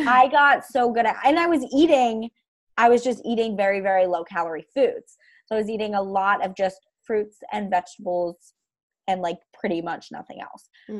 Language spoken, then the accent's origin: English; Ithaca, New York, United States; also born or lived in Seattle, Washington; I'm from upstate New York